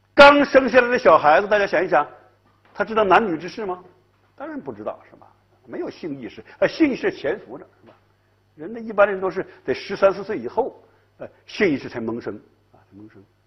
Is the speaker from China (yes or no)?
yes; Northeast China, China; moved away; 我在东北嘛，我是东北人呐